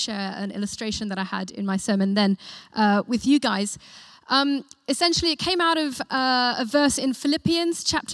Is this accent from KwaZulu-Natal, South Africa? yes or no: no; Johannesburg, Gauteng, South Africa; now in United Kingdom; My family's South African, and I was born in Joburg.